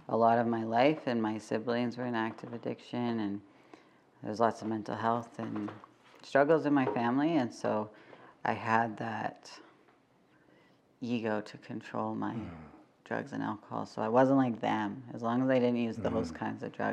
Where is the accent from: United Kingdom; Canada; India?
Canada; Calgary, Alberta; I was born and raised in Mokensis, Treaty 7. I still live here